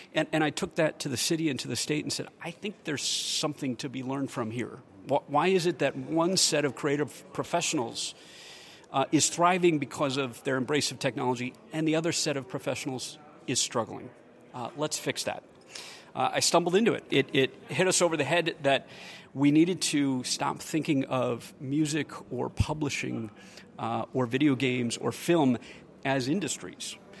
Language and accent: English; Michigan, United States; also born or lived in Silicon Valley; now in Austin, United States; I grew up in Michigan when the economy was struggling